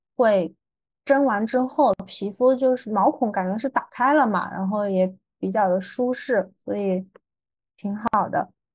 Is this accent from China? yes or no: yes; Hunan, China; accent: southern; 我也没有想到作为一个湖南人